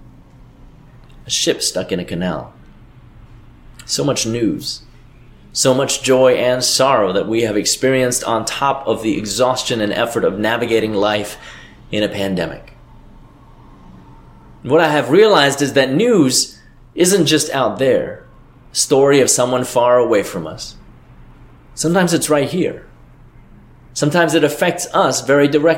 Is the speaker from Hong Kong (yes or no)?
yes; Hong Kong; now in United States; my parents and my hometown, half the world away